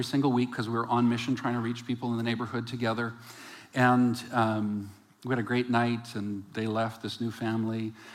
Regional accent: West Coast, Canada; also born or lived in Calgary; I was from the West Coast

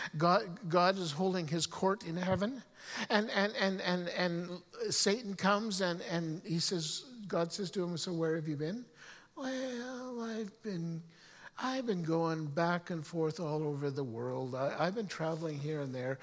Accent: Canada; as a Canadian. Now, some of you have heard stories of me talking about growing up and growing up in the mountains

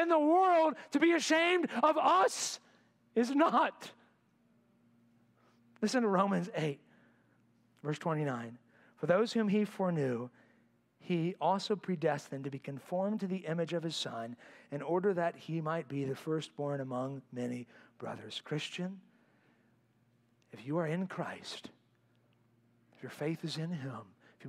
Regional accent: United States; I'm an American.

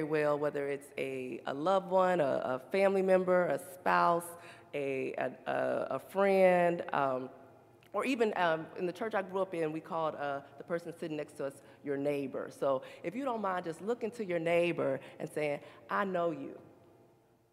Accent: the South, United States; we're from the South

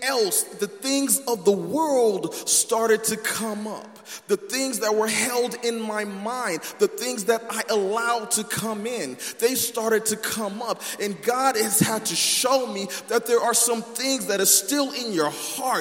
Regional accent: California, United States; I'm from California

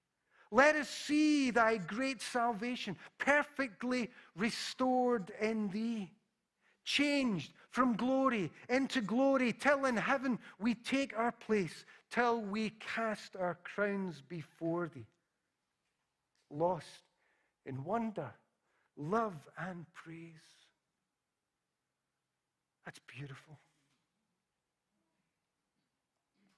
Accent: Glasgow, Scotland, United Kingdom; when I was a little boy and growing up in Parkhead

